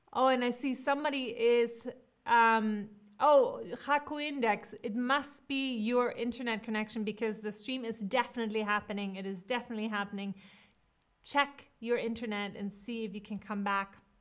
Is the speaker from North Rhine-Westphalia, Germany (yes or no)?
yes; Cologne, North Rhine-Westphalia, Germany; now in New York, United States; I was born in Cologne